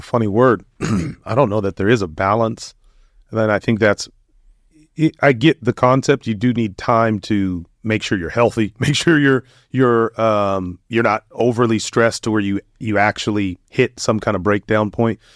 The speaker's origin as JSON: {"language": "English", "country": "United States", "tie": "born or raised there", "said": "growing up in the United States"}